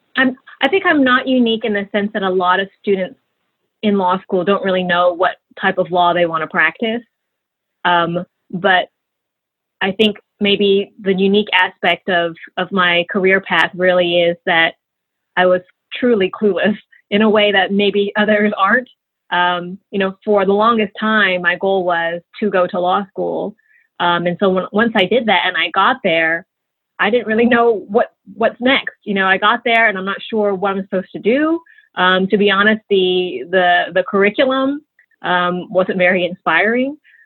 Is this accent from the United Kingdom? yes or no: yes; London, United Kingdom; born there; That is right. I was born in London. That's where my parents met as students.